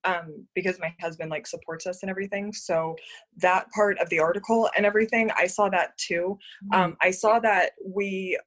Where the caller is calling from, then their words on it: Las Vegas, Nevada, United States; I'm calling in from Las Vegas, Nevada